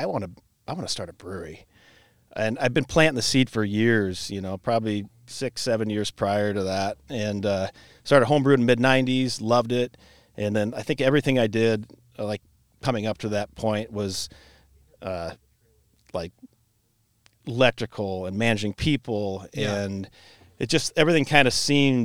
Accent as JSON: {"language": "English", "town": "Cedar Rapids", "region": "Iowa", "country": "United States", "tie": "born or raised there", "said": "I'm kind of local dude. I was born here in Cedar Rapids, lived and grew up in Cedar Hills. My mom remarried after my dad passed when I was a kid. Moved to Ely, so I've been kind of local my whole life."}